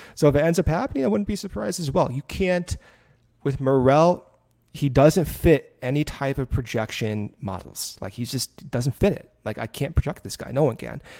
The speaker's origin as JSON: {"language": "English", "region": "Arizona", "country": "United States", "tie": "born or raised there", "moved": "yes", "said": "I spent a lot of my growing up in Arizona"}